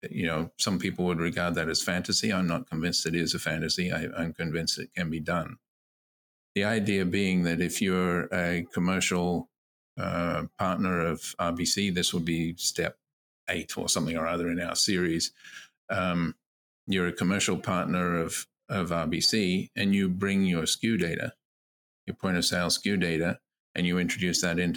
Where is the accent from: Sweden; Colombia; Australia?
Australia; Queensland; now in Canada; my home state of Queensland in Australia